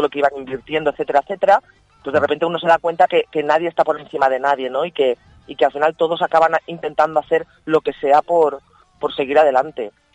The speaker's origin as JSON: {"language": "Spanish", "town": "Manises", "region": "Valencian Community", "country": "Spain"}